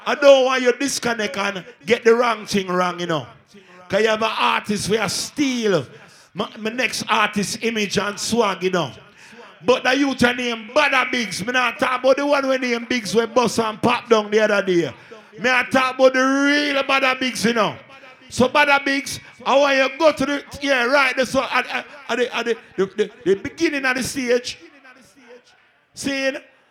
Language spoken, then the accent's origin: English; Jamaica; I'm Jamaican.